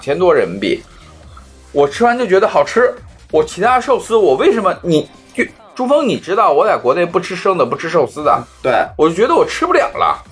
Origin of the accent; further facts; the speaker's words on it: Xi'an, Shaanxi, China; 我虽然从小在西安长大，但是我是在交大那个环境里